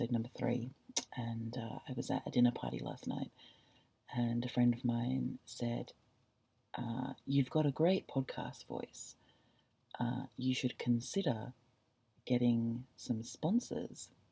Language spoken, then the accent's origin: English; Gosnells, Western Australia, Australia; I grew up in Gosnells.